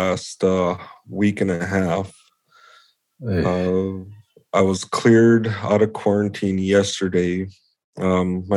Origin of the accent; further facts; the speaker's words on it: Mille Lacs Reservation, Minnesota, United States; I'm from the Mille Lacs Reservation, and I live in the Nayashing village on the west side of Lake Mille Lacs. Born and raised in the area, went to all the schools around Mille Lacs Lake